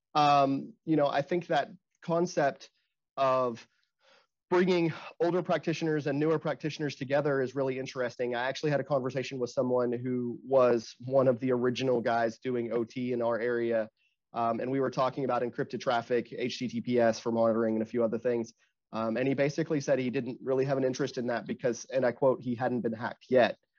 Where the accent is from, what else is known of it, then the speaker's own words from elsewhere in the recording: Arkansas, United States; I'm from Arkansas